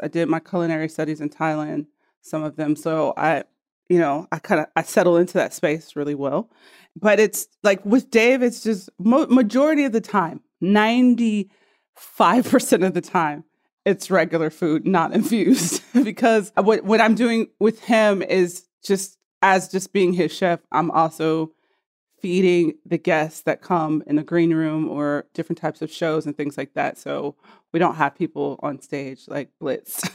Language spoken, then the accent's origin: English; Cincinnati, Ohio, United States; I'm from Cincinnati, Ohio